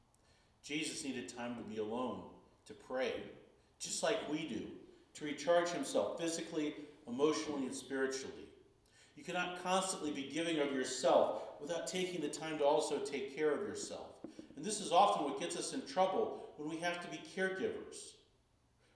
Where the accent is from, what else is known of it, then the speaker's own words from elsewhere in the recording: Chicago, Illinois, United States; growing up in Chicago